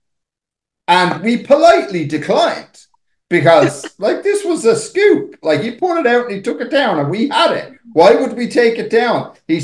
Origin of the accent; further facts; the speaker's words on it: Dublin, Leinster, Ireland; we're from Dublin.